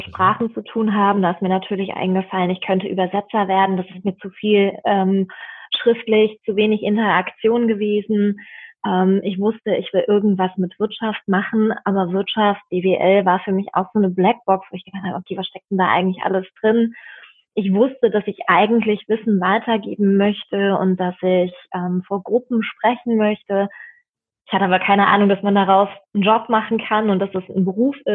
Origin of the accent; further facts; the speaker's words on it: Bad Kreuznach, Rhineland-Palatinate, Germany; born there; now in Berlin, Germany; Nein, ich bin in der Weltmetropole Bad Kreuznach geboren. Das ist ah. in Rheinland-Pfalz, im wunderschönen ähm, Nahetal, eine Weißweinregion.